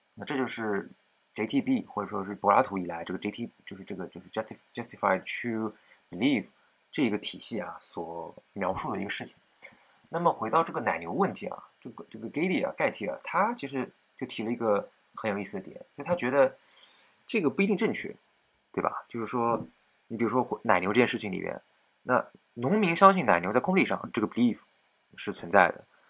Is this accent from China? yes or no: yes; China; 我们中国人自己